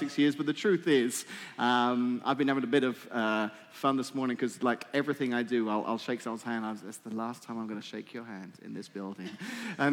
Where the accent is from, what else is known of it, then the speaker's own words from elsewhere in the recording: England, United Kingdom; moved away; I'm English